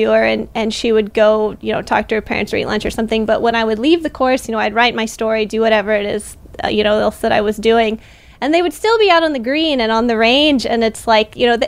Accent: Missouri, United States; I grew up and played in Missouri

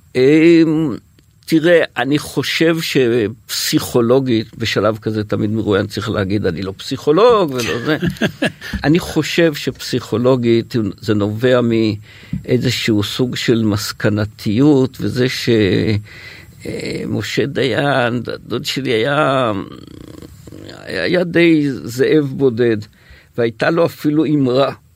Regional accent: HaYogev, Northern District, Israel; אני גדלתי במושב היוגב

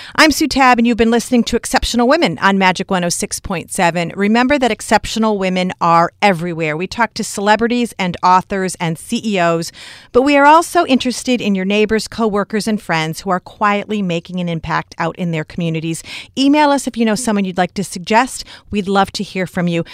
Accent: Newburyport, Massachusetts, United States; Newburyport, Mass. Lovely. It's my hometown

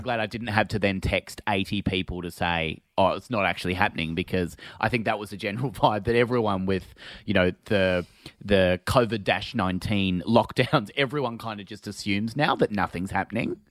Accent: Phillip Island, Victoria, Australia; I'm from Phillip Island and it's quite a small place

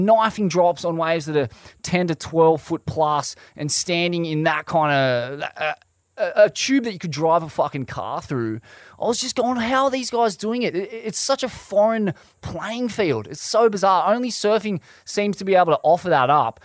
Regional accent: Australia; an Australian surfer

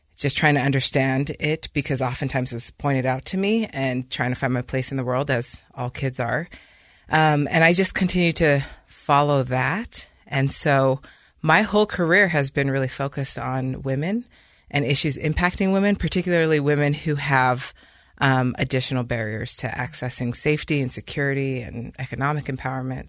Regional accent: Provo, Utah, United States; moved away as an adult; also born or lived in London, United Kingdom; I grew up in Provo, Utah

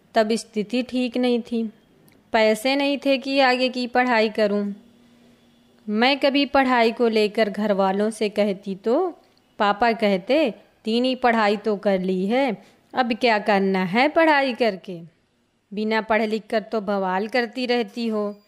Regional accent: Banda, Uttar Pradesh, India; मैं उत्तर प्रदेश के बुंदेलखंड क्षेत्र बांदा शहर सेखनपुर गांव की रहने वाली हूँ

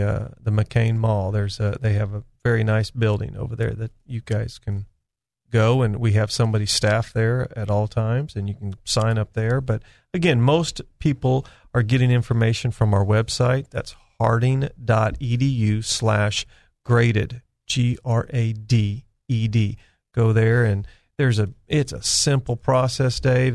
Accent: California, United States; moved away as an adult; now in Arkansas, United States; I was born and raised in California

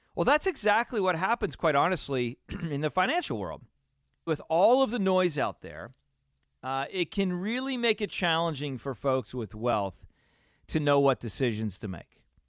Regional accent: Pennsylvania, United States; growing up in Pennsylvania, where you know I'm growing up in Pennsylvania, and it's a beautiful area

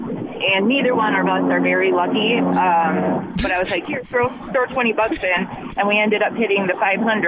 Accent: Racine, Wisconsin, United States; also born or lived in Antioch, Illinois; So I'm from Racine, and I actually just moved back from Antioch, Illinois.

